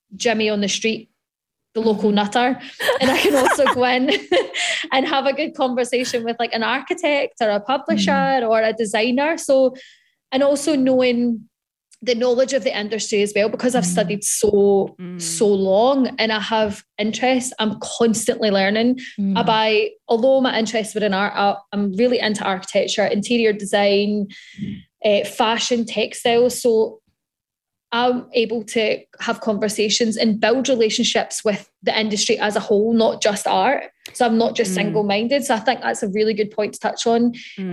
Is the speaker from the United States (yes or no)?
no; Scotland, United Kingdom; being Scottish